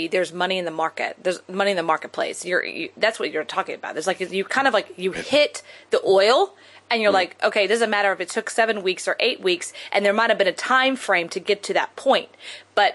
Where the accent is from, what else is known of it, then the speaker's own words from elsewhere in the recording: Texas, United States; I'm from Texas and my dad was an oil man